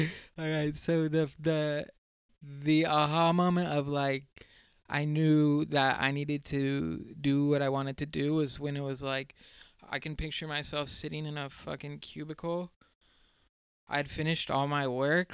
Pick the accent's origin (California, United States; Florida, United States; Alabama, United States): California, United States; San Diego; I'm from San Diego, California